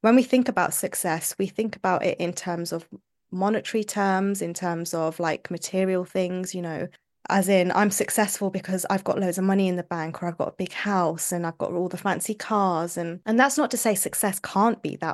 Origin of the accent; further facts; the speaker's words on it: London, United Kingdom; moved away as an adult; now in Manchester, United Kingdom; I was born and brought up in London, U K.